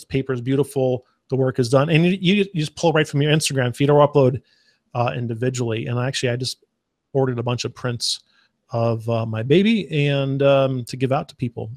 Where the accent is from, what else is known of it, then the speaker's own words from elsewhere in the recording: Arizona, United States; now in Texas, United States; I grew up in the desert. I grew up in Arizona